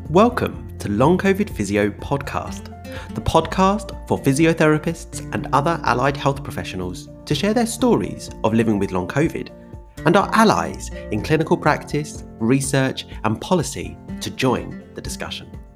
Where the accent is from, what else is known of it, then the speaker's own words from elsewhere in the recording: Essex, East of England, United Kingdom; I'm also Southeast, but I'm Essex. I'm not Kent. There is variety in those accents